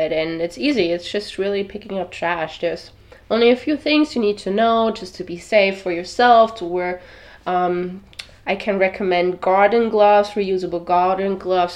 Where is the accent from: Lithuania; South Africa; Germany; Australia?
Germany; now in Miami Beach, United States; I'm from Europe, and we don't have plastic bags in Germany. That's where I'm from.